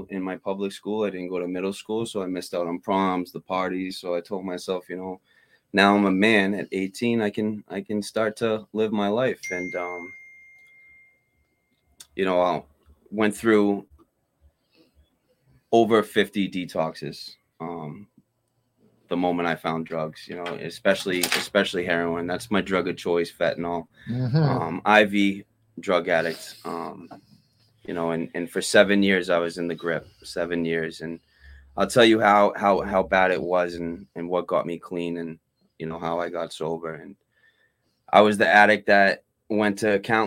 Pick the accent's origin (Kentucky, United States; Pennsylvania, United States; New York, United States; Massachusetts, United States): Massachusetts, United States; Framingham; I was born and raised in Framingham, Mass.